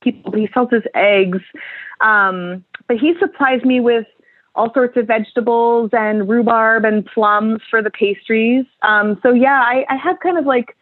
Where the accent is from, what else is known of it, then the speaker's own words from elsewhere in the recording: Vermont, United States; moved away as an adult; now in Portland, United States; I grew up in Vermont